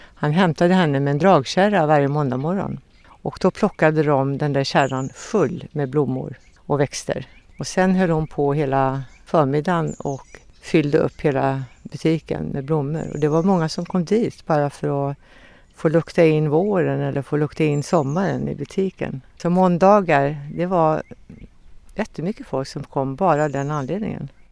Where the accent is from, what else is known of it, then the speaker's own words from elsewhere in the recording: Kinnekulle, Västra Götaland, Sweden; jag är uppväxt på Kinnekulle